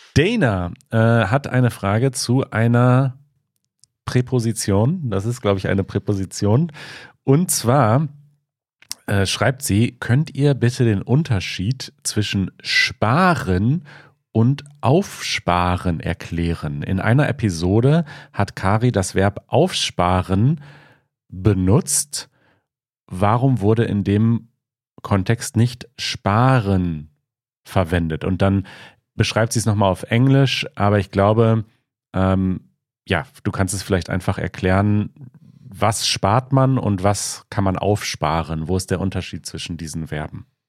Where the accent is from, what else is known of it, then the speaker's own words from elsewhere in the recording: Münsterland and Ruhr area, North Rhine-Westphalia, Germany; now in Berlin, Germany; Ich bin in Westdeutschland, in Nordrhein-Westfalen, im Münsterland im weitesten Sinne, Münsterland und Ruhrgebiet aufgewachsen